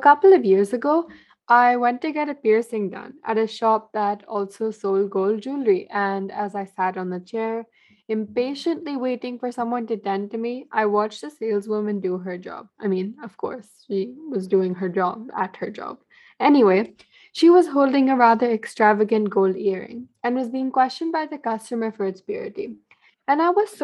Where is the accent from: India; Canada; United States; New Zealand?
India; being an Indian living in an Indian household